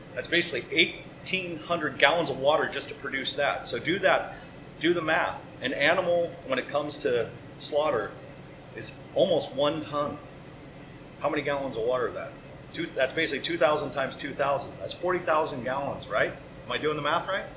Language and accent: English; Pacifica, California, United States; also born or lived in San Francisco, California; the local butcher shop in my hometown of Pacifica, California